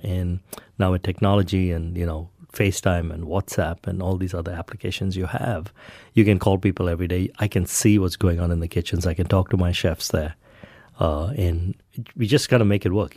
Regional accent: India; moved away; I grew up in India

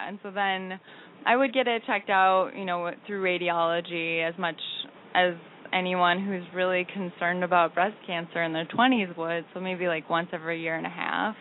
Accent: Minnesota, United States; moved away as an adult; now in New York, United States; I'm from Minnesota

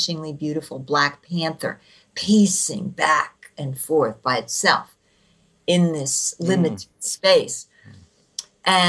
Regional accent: New Jersey, United States; I grew up in New Jersey

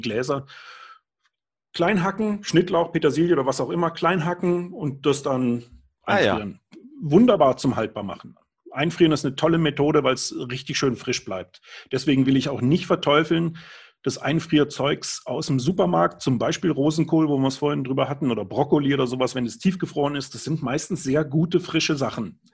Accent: Germany; now in Upper Bavaria, Germany; als Kind auf einem Demeter-Bauernhof am Bodensee gearbeitet habe. Da ist meine Heimat

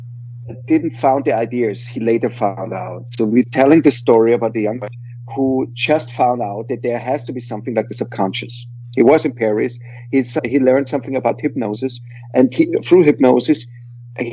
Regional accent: Vienna, Austria; I am from Vienna

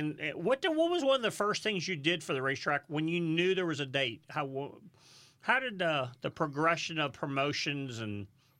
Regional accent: St. Louis, Missouri, United States; now in Charlotte, United States

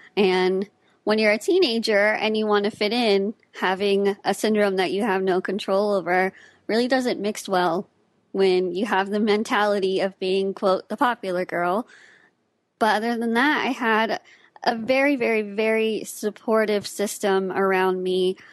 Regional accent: Austin, Texas, United States; I was born and raised in Austin, Texas

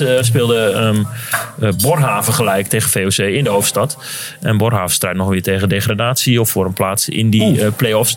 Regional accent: South-East Drenthe, Netherlands; in de regio waar wij vandaan komen

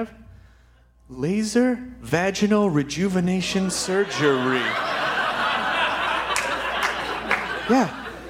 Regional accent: Memphis, Tennessee, United States; And when I was in eighth grade, I grew up in Memphis.

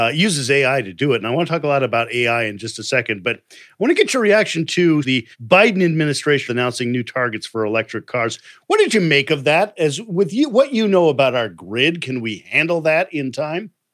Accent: Midwest, United States; now in California, United States; I wasn't born here, but I've always wanted to live here. Part of that desire comes from growing up as a Midwestern 70s

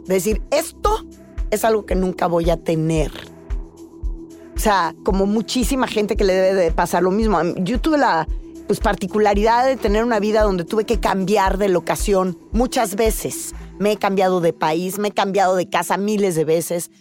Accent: Tamaulipas, Mexico; soy una mujer tamaulipeca

